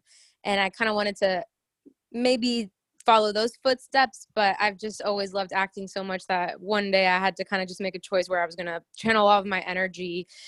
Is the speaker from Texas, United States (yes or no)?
no; Miami, Florida, United States; moved away as an adult; also born or lived in Orlando, Florida; now in Los Angeles, United States; So I was born in Miami, Florida. My parents were born in Cuba, and their families came over here when they were young. And so I grew up all in South Florida. I went to college at UCF in Orlando, and then moved out here to LA like 5 years ago